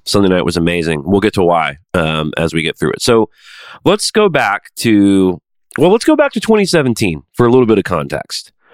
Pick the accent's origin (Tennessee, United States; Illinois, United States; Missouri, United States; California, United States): Tennessee, United States; Nashville; I'm from Nashville